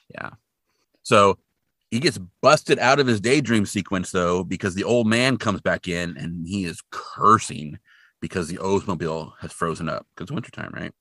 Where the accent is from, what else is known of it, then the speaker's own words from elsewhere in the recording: Hanford, California, United States; where I grew up in Hanford, in Hanford, California, not Hanford, Washington